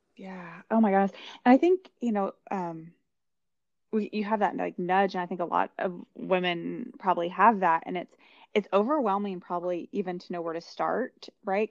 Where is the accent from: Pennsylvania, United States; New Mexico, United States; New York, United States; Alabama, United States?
New Mexico, United States; we grew up in New Mexico